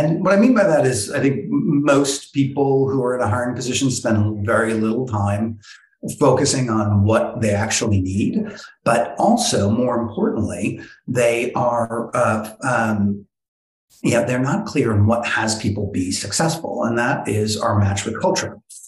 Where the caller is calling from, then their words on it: New York City, New York, United States; I'm calling from downtown Brooklyn at the beautiful Bond Collective co-working spot.